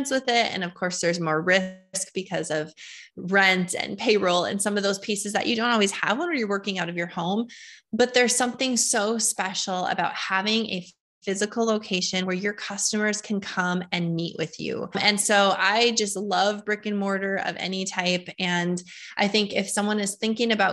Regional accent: Fargo, North Dakota, United States; born and raised in Fargo, North Dakota

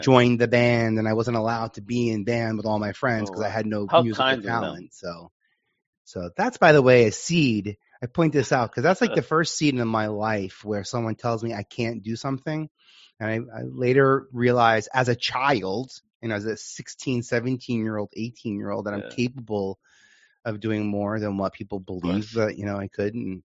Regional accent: New York City, New York, United States; I'm born and raised in Staten Island, so I've been in New York my

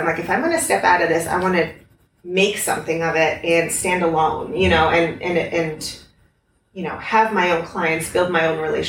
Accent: Lima, Peru; also born or lived in Norwalk, Connecticut, United States; Yeah. And when I was three, we moved to Peru. I'm the last of three kids. My mom's Peruvian.

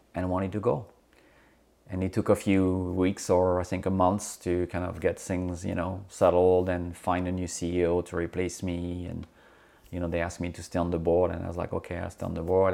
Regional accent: France; moved away as an adult; also born or lived in Corsica / United Kingdom; now in United States; I grew up on mainland, uh, in France

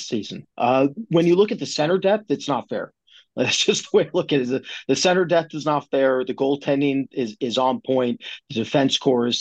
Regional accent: Canada; I'm Canadian

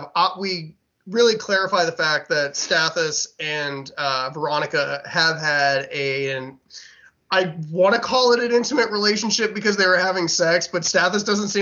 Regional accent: Marble Falls, Texas, United States; I'm from Marble Falls.

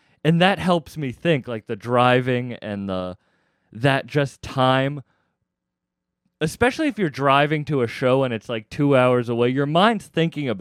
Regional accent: Massachusetts, United States; I'm from Mass

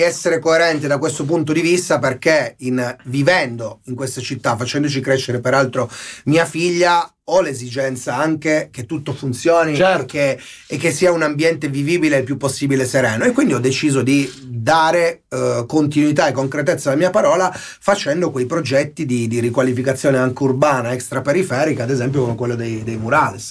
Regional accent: Nichelino, Piedmont, Italy; mia mamma fa la maestra dell'elementare, mio papà è un, un impiegato. E, e arrivo da Nichelino

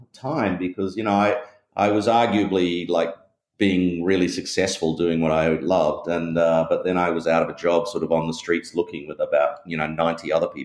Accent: Perth, Western Australia, Australia; you can tell from my accent, I'm from Australia, and I grew up in Perth in Western Australia.

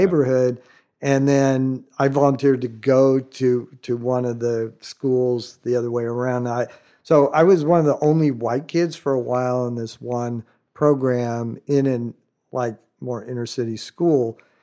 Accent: Southern California, United States; also born or lived in Florida Keys, Florida; grown up in some of the earlier days of modern Calhou-, Southern California

